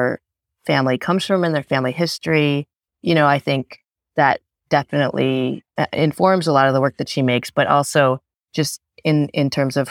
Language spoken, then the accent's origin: English; Chicago, Illinois, United States; I was born in Chicago and they came from the Philippines in the early 70s